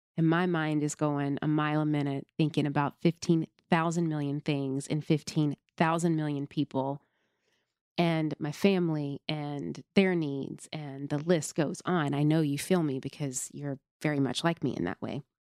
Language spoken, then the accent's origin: English; Nashville, Tennessee, United States; I grew up in the South. I grew up in Tennessee. grew up predominantly in Nashville, Tennessee